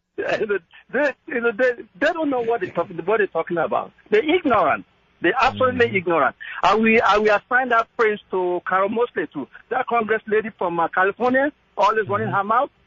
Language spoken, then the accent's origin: English; Nigeria; now in Yonkers, United States; I'm from Nigeria